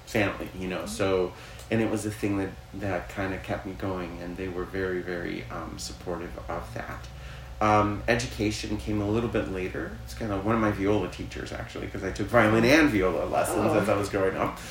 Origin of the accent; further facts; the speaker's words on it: Chicago, Illinois, United States; I was born in Chicago